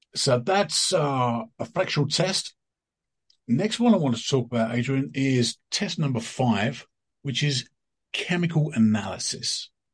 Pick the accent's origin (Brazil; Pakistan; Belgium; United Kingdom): United Kingdom; there's a company in my in my hometown in in in coast of the UK